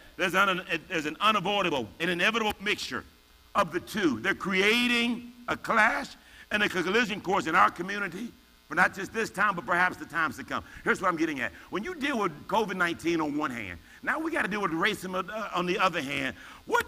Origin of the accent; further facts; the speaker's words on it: United States; I'm African American